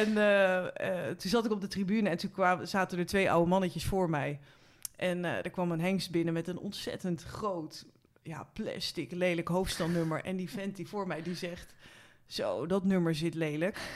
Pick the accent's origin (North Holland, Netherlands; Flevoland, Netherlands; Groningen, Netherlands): North Holland, Netherlands; Haarlem; ik kom oorspronkelijk uit Haarlem